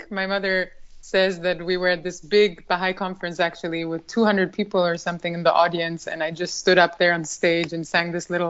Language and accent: English; Albania; so yes, growing up in Albania in that kind of environment was something that I very much cherish